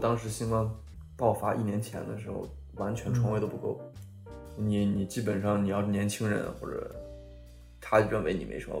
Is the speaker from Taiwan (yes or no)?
no; China; now in Sweden; 他一开始问我是哪里人，我说我是中国人